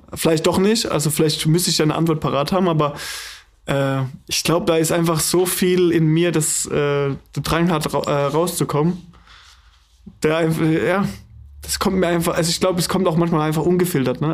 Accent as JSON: {"language": "German", "area": "the South", "region": "Southern Germany", "country": "Germany", "also_born_or_lived": "Hannover", "moved": "yes", "lives_now": "Flensburg, Germany", "said": "eigentlich bin ich aus dem Süden"}